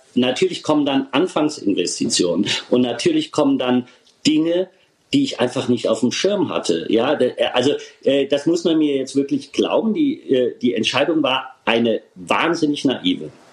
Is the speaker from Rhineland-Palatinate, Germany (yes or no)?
yes; Rhineland-Palatinate, Germany